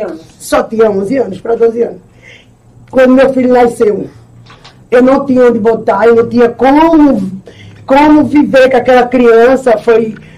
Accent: Itambé, Pernambuco, Brazil; Eu nasci aqui em Itambé

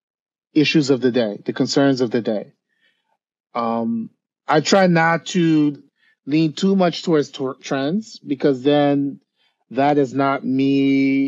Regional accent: New York, United States; I grew up in New York

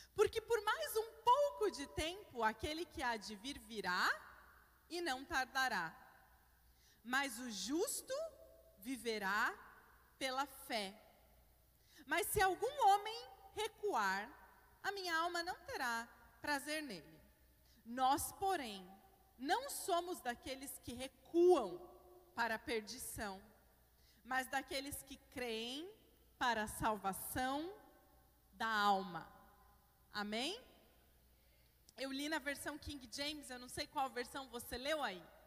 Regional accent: Curitiba, Paraná, Brazil; moved away as an adult; also born or lived in United States; now in São Paulo, Brazil; Eu de fato sou de Curitiba, gente, mas recentemente me mudei para São Paulo

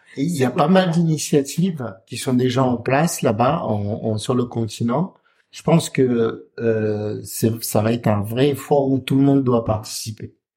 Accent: Comoros; chez nous, au Comores

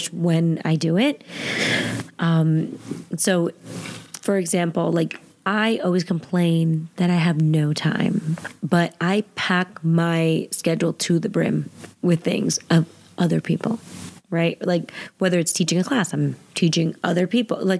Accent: New Jersey, United States; I'm from Jersey.

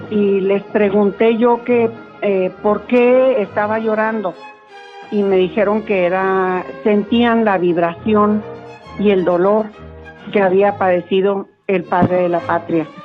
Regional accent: Chihuahua, Mexico; nos da identidad como chihuahuenses, como mexicanos

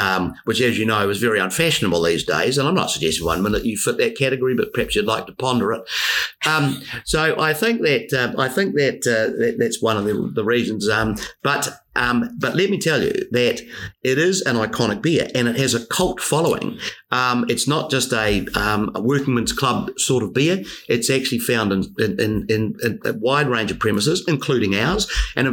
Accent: Marlborough, New Zealand; now in Christchurch, New Zealand; I'm originally from Marlborough

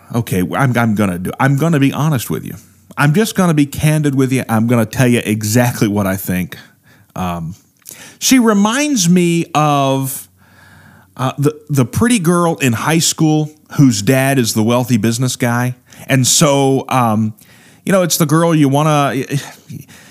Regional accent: Midwest, United States; the roots of growing up in the Midwest

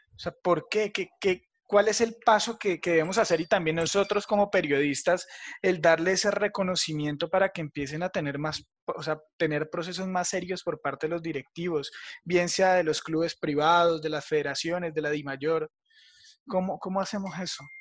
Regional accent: Neiva, Huila, Colombia; nosotros que somos de acá del Huila, de acá de Neiva

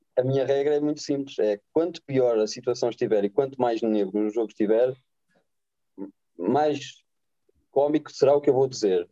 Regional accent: Oliveira de Azeméis, Norte, Portugal; Eu nasci em Oliveira das Meias, cresci em Oliveira das Meias

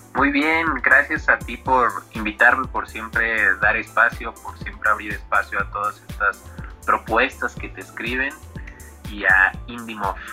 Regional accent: Mexico; soy un autor de México

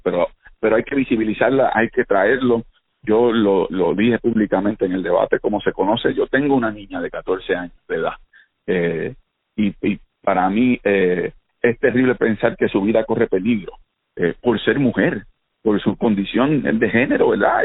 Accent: Caguas, Puerto Rico; crecimos en Condado moviendo en Caguas, mi vida giraba en torno a la bicicleta y a la cancha allí al lado de casa

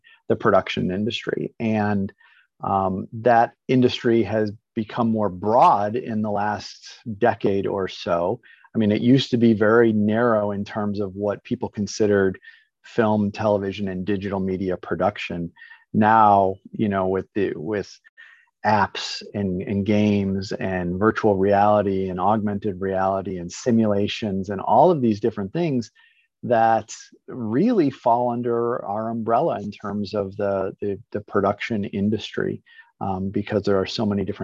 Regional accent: Chicago, Illinois, United States; moved away as an adult; also born or lived in Indiana; now in Florida, United States; I was born and raised in the Chicago area

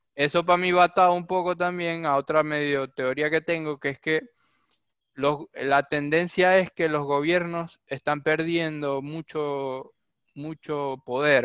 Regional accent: Venezuela; now in Argentina; Nosotros mismos en Venezuela

